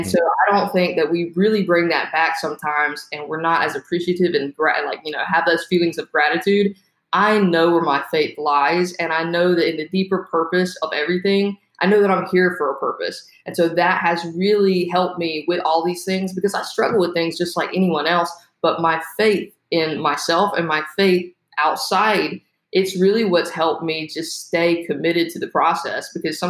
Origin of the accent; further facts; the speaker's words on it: the South, United States; I grew up in the South, Southern Baptist, right? So I grew up and I grew up in church